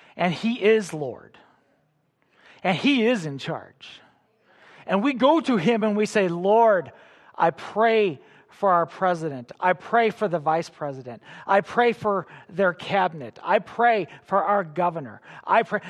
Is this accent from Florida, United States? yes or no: no; Illinois near Chicago, United States; I grew up in Illinois near Chicago